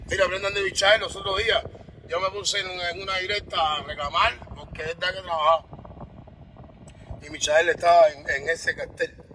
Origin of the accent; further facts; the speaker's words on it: Cuba; Yo soy de Cuba, papo.